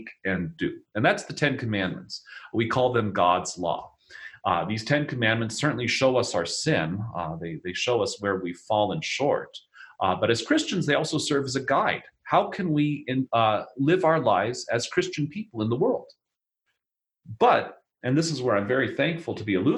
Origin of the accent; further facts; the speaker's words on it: Denver, Colorado, United States; moved away; I'm from Denver. My parents and my sister and her husband still live down there.